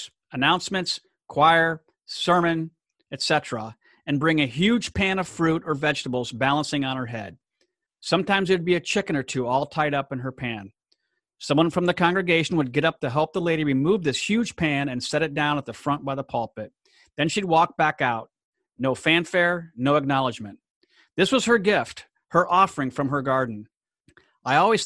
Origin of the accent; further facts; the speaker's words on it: Gemena, Sud-Ubangi, DR Congo; moved away; my hometown in Gemena, Democratic Republic of Congo